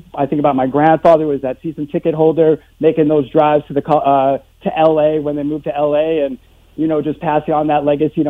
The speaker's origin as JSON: {"language": "English", "town": "Boston", "region": "Massachusetts", "country": "United States", "said": "I'm …. I'm from Boston. I've lived here for 29 years, and all I've ever known is, you know, this New England country."}